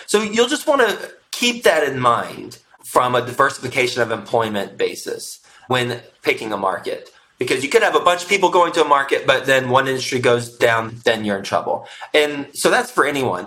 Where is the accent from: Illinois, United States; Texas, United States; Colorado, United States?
Texas, United States; Houston; also born or lived in Flint, Michigan; I was born in Flint, Michigan. My family moved from Flint, Michigan when I was three years old to Houston, Texas